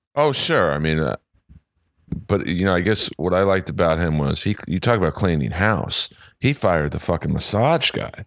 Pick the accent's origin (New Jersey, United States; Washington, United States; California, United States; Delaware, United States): California, United States; Los Angeles; Oh, Los Angeles.